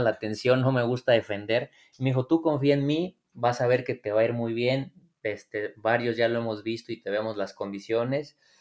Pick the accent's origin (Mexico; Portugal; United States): Mexico; Morelia, Michoacán; Morelia, entonces este, ahí, era donde yo con mis amigos, pues vaya, jugaba, entrenaba